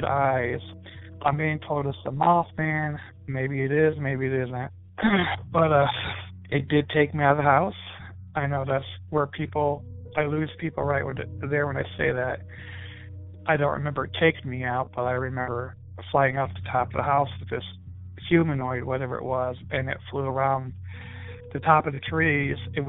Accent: Fort Wayne, Indiana, United States; I'm from Fort Wayne, Indiana

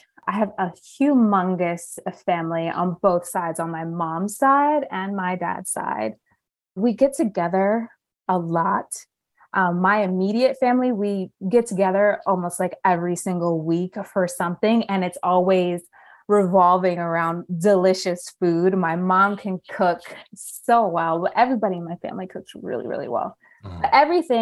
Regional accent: New Jersey, United States; moved away as an adult; also born or lived in Philadelphia, Pennsylvania / Puerto Rico (ancestry); now in Los Angeles, United States; I'm from the East Coast. I was raised in New Jersey

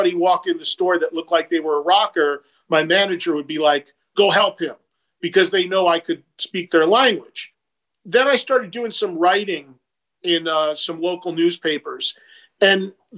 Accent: New Jersey, United States; my hometown in New Jersey has three colleges in it

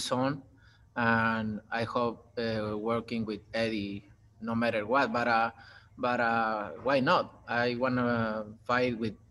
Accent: Mexico; English is a second language; I'm from Mexico

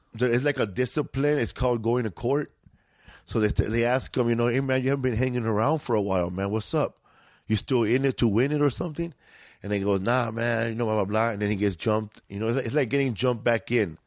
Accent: Los Angeles, California, United States; We grew up in Boyle Heights

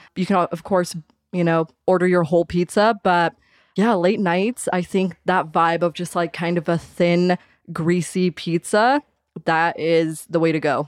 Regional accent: Caldwell, Idaho, United States; born or raised there

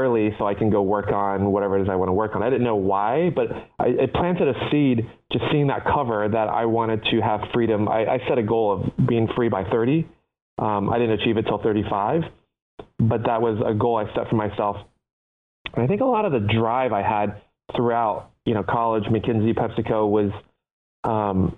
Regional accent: Cincinnati, Ohio, United States; born or raised there; English is a second language; also born or lived in Taipei, Taiwan

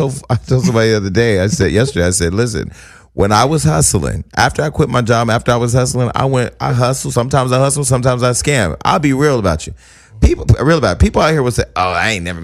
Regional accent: the Bay Area, California, United States; I'm from the Bay Area.

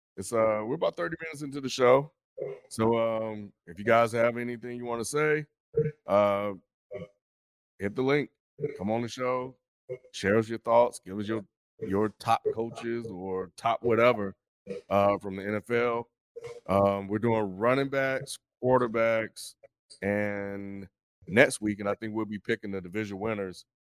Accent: Meridian, Mississippi, United States; moved away; Meridian, Mississippi.

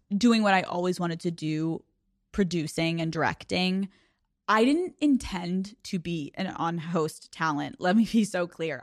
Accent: Newtown, Pennsylvania, United States; from Newtown, Pennsylvania that was bullied and awkward and insecure

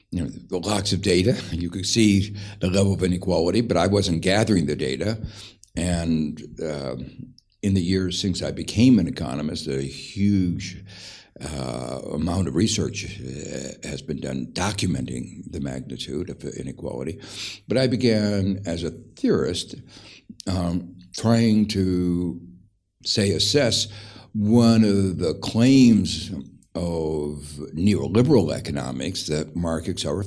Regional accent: Gary, Indiana, United States; I grew up in Gary, Indiana, which was a place where it was marked by extremes of inequality

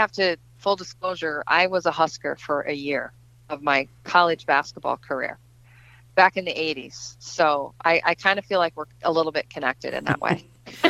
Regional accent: Dubuque, Iowa, United States; born or raised there

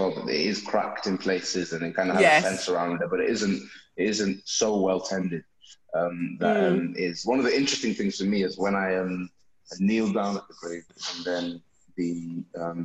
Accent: Bolton, North West England, United Kingdom; born or raised there

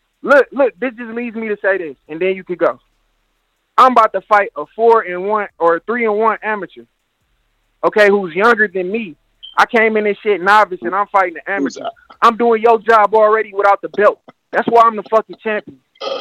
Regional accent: Detroit, Michigan, United States; I'm from Detroit, Michigan.

